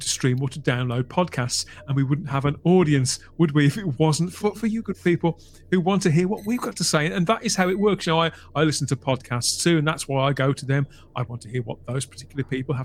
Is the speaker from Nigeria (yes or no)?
no; United Kingdom; as the British as a people